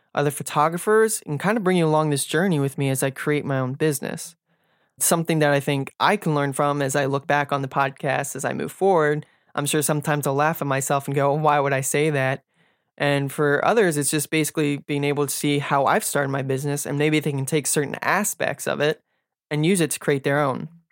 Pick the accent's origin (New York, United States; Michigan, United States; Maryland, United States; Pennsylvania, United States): Maryland, United States; Silver Spring; I was born and raised in Silver Spring, Maryland, and basically lived here my entire life.